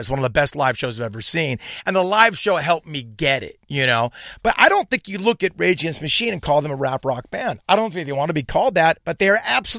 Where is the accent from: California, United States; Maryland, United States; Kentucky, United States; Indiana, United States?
California, United States; Orange County; we knew Zach from growing up in Orange County.